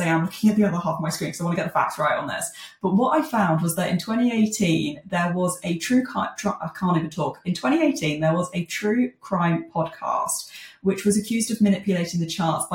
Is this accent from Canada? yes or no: no; Jersey; I'm from Jersey